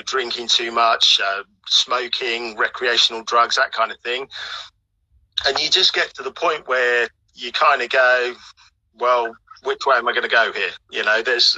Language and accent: English; Norfolk, East of England, United Kingdom; also born or lived in Kumasi, Ghana; I was actually born in Ghana, and came to the UK when I was about three. Subsequently, I grew up in foster care from coming into the UK, so I've pretty much lived in Norfolk all my life